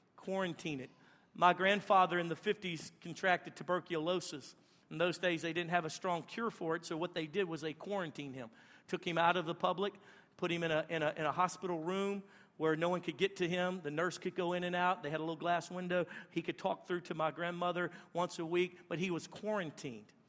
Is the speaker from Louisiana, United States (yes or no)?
yes; Louisiana, United States; where we're at in Louisiana, everybody's poop from upstream comes down to my spot right there